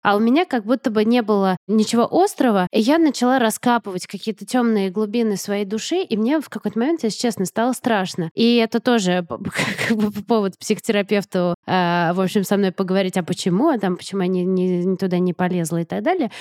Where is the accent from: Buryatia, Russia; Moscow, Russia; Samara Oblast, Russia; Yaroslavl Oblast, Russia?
Moscow, Russia; moved away as an adult; now in United States; моим домом, в том смысле, в каком была Москва